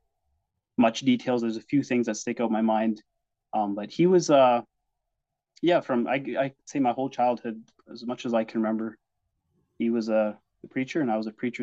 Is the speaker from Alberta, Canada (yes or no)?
yes; Vauxhall, Alberta, Canada; also born or lived in Simcoe, Ontario; now in Taber, Canada; I think I was maybe 2 years old when we moved from Ontario to Vauxhall or Anshan area. And that's where I grew up